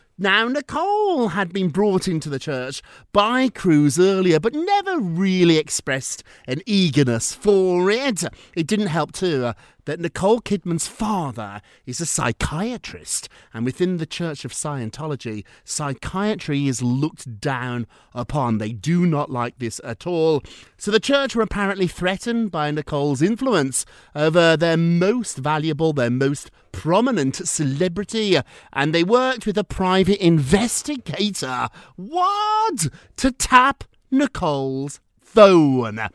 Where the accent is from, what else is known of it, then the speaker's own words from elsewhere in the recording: United Kingdom; I'm British